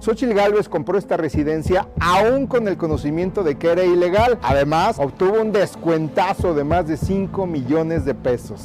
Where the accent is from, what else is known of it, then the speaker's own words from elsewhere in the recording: Saltillo, Coahuila, Mexico; yo soy de Saltillo